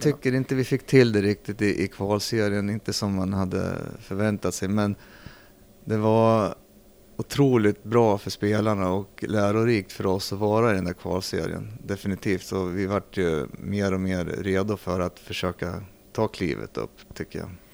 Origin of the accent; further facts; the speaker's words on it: Arboga, Västmanland, Sweden; also born or lived in Södertälje; född i Södertälje. Mm. För där spelade min pappa hockey då i gamla elitserien som det hette. Så där kom jag till världen, sen flyttade vi till Arboga. Mm. Så jag är uppvuxen i Arboga